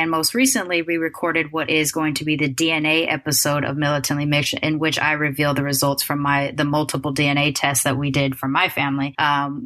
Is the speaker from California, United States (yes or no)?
yes; Long Beach, California, United States; I grew up in Long Beach during the time … was coming up